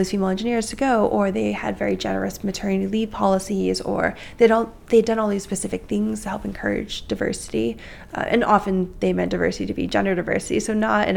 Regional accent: the Bay Area, California, United States; also born or lived in Mountain View; I grew up in the Bay Area.

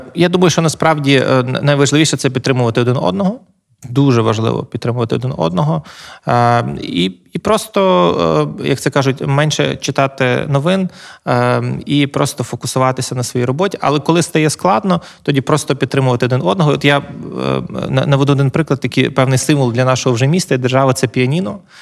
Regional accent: Lviv, Lviv Oblast, Ukraine; я народився у Львові. Е, я власне живу тут, е, планую тут жити.

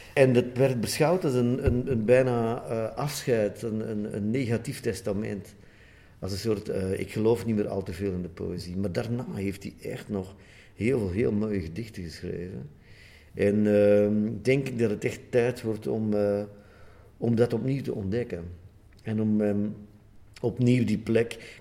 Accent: Sint-Niklaas, Flanders, Belgium; uit mijn geboortestad

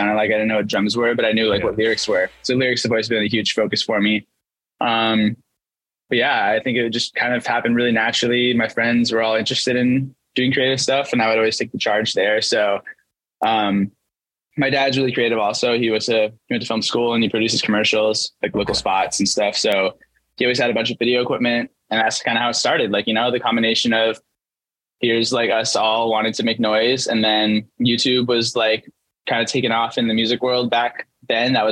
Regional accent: Kent, Washington, United States; A suburb called Kent

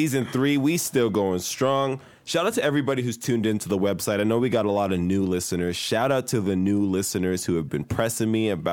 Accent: Nigeria; now in Salt Lake City, United States; I'm Nigerian

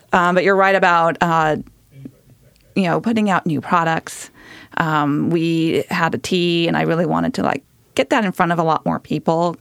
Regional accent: Southern California, United States; moved away; I grew up in Southern California, where you don't get a lot of winter

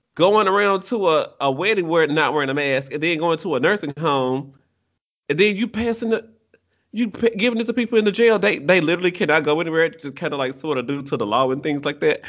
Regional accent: United States; I'm American

